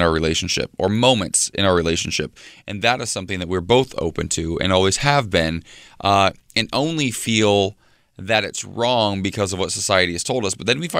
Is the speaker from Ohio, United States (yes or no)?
yes; Ohio, United States; my home state, Cincinnati